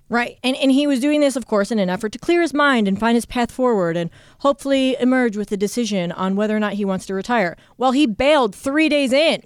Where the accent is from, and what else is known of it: Ohio, United States; born or raised there; moved away as an adult